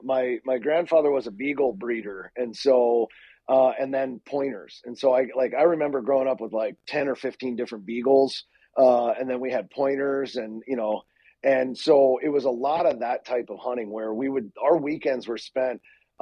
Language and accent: English; Pittsburgh, Pennsylvania, United States; I grew up in Pittsburgh, Pennsylvania, and it's basically a religion there.